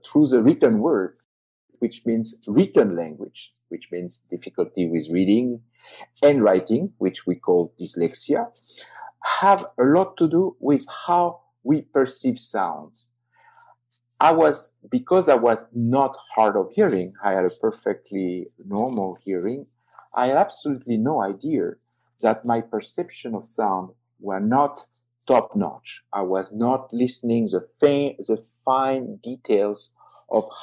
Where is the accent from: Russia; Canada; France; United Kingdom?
France; south of France; accent: French; English is a second language; moved away as an adult; I was living in, as you can hear, I'm French, and I was living in the south of France. Going to Paris was a journey. I mean, it was like 8 hours train from my hometown